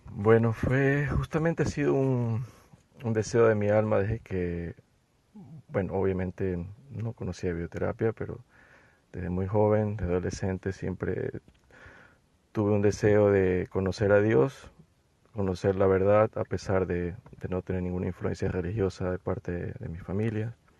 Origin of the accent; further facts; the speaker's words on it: Ecuador; yo soy de Ecuador